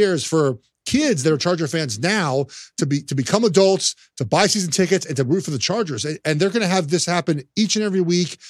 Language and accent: English; Los Angeles, California, United States; I'm from Los Angeles